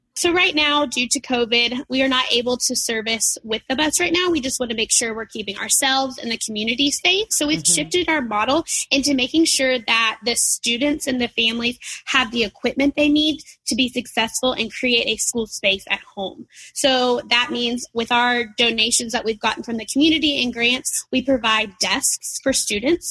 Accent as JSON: {"language": "English", "town": "Nashville", "region": "Tennessee", "country": "United States", "moved": "as an adult", "lives_now": "Chattanooga, United States", "said": "I'm from Nashville originally"}